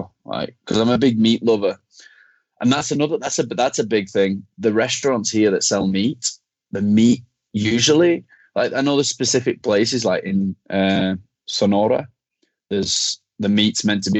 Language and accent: English; Chorley, North West England, United Kingdom; now in Mexico; I'm from a place called Chorley in Lancashire. So I grew up playing in Chorley Golf Club